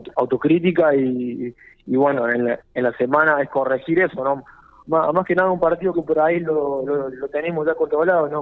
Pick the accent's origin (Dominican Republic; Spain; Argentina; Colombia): Argentina; Córdoba; moved away as an adult; also born or lived in Jujuy / Rafaela; de Córdoba soy. hice inferiores en Tagre de Córdoba hasta los 19